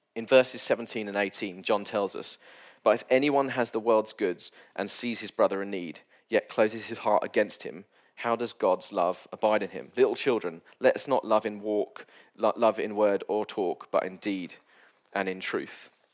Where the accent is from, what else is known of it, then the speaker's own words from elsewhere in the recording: United Kingdom; I'm British